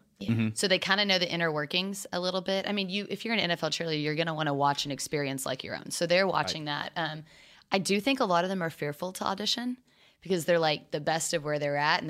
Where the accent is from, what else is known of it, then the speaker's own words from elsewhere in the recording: Dallas, Texas, United States; we didn't speak the first day because I'm from Dallas and she's from Philly.